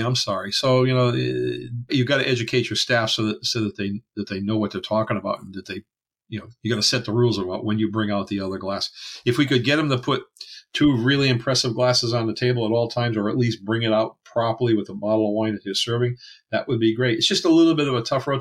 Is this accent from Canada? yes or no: yes; Canada; I'm French Canadian